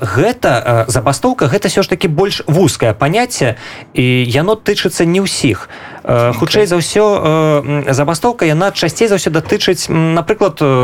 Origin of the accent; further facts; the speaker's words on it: Belarus; мы беларусы